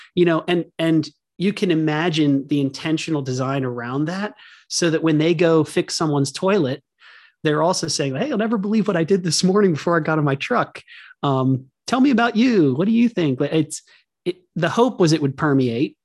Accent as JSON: {"language": "English", "town": "Hershey", "region": "Pennsylvania", "country": "United States", "tie": "born or raised there", "said": "our house was on Chocolate Avenue in Hershey, Pennsylvania"}